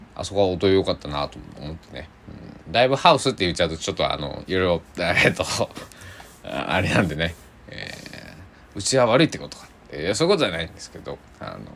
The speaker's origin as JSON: {"language": "Japanese", "region": "Kochi", "country": "Japan", "tie": "born or raised there", "said": "僕のね、えー、地元高知県崎市"}